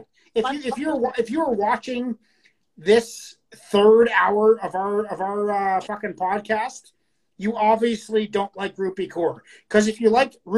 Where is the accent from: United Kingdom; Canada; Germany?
Canada; I'm Canadian